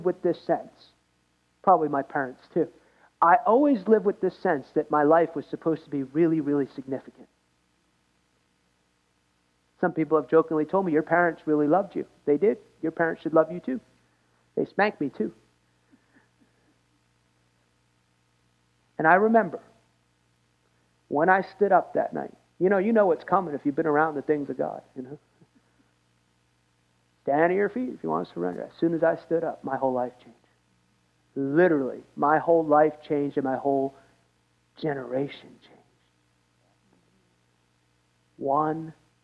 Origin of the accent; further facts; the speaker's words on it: United States; I'm American.